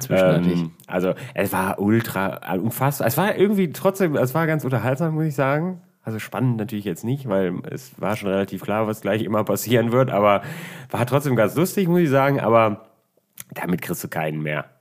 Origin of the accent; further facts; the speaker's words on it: Düsseldorf, North Rhine-Westphalia, Germany; bei uns in Düsseldorf